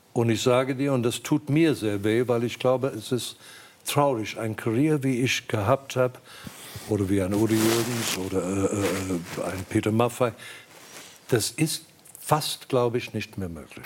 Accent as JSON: {"language": "German", "country": "South Africa", "tie": "born or raised there", "also_born_or_lived": "England / Germany", "moved": "as an adult", "said": "Ich, ich bin aus Südafrika gegangen"}